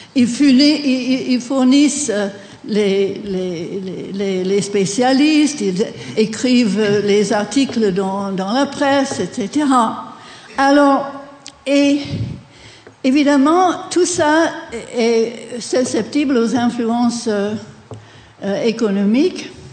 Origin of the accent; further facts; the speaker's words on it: Washington, District of Columbia, United States; French is a second language; moved away as an adult; now in France; j'ai passé mon enfance à Washington